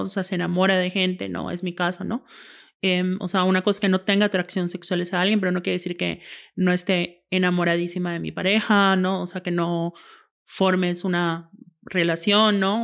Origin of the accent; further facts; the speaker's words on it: Yucatán, Mexico; now in Monterrey, Mexico; soy yucateca, vivo en Monterrey